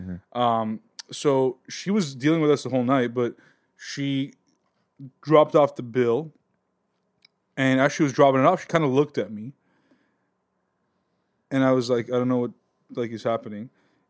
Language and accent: English; Glendale, California, United States; born or raised there